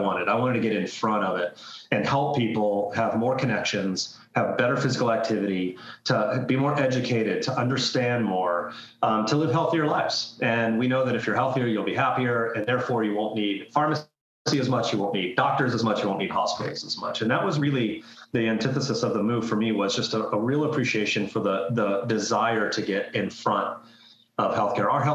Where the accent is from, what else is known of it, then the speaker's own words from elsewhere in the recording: Florida, United States; I grew up and born and raised in Florida